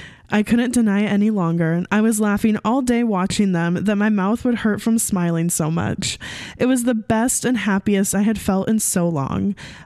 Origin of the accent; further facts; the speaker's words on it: Hawaii, United States; I'm 21 years old and I'm from Hawaii.